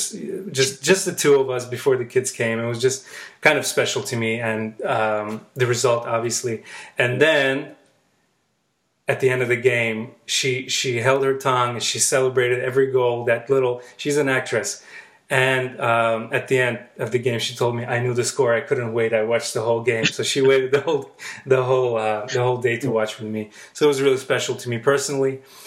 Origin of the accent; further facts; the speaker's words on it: Baku, Azerbaijan; I grew up in Baku, Azerbaijan